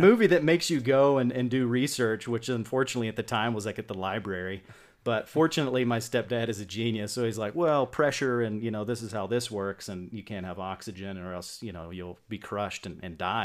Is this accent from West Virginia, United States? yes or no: yes; West Virginia, United States; also born or lived in Bowling Green, Kentucky / Cross Lanes, West Virginia; I grew up in West Virginia